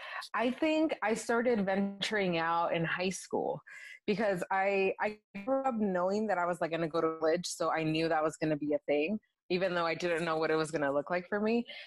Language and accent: English; Los Angeles, California, United States; first language Spanish; English is a second language; growing up in Wilmington, I think a lot of it was a very Hispanic city and town.